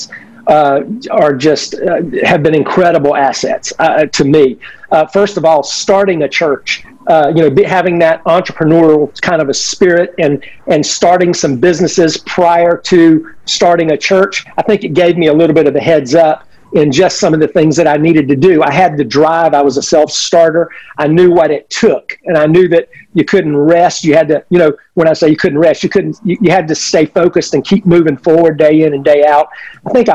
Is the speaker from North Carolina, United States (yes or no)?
no; Winter Haven, Florida, United States; I am a redneck from Central Florida. So I was one of these guys. So, you know, I came back to Central Florida and came right back to my hometown, literally the town that I graduated from high school from